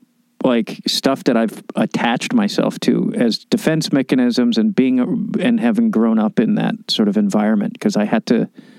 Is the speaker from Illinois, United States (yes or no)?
yes; Chicago, Illinois, United States; also born or lived in New York; I'm from Chicago